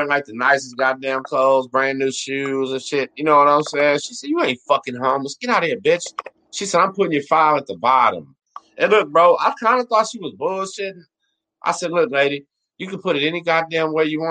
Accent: Galveston, Texas, United States; also born or lived in La Marque, Texas; I was from Galveston and not from Houston

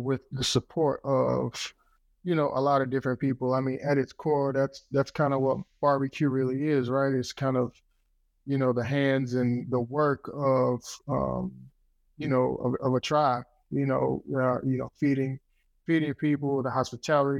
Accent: Wilson, North Carolina, United States; Wilson, North Carolina. I mean, that's my hometown

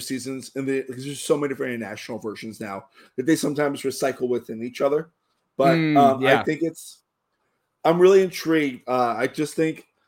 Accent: Miami, Florida, United States; my hometown, Miami, Florida.

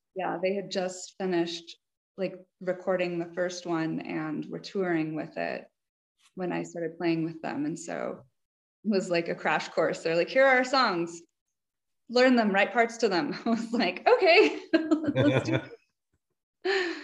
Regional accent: New Mexico, United States; I grew up in New Mexico

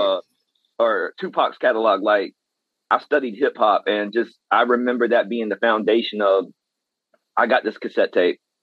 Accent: West Columbia, South Carolina, United States; I am from the West Columbia, Lexington side of South Carolina

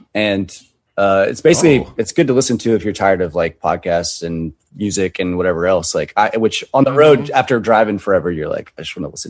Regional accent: Covington, Georgia, United States; moved away; also born or lived in Rockdale County, Georgia; I went back to Covington where I'm from. That's the country.

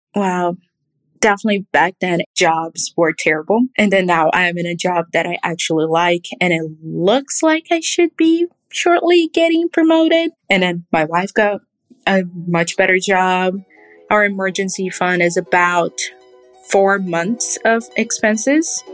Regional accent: Rio de Janeiro, Brazil; also born or lived in Indiana; now in United States; I'm from Rio

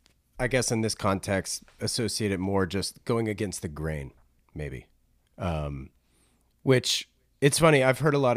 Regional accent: East Coast, United States; I'm also from the East Coast originally.

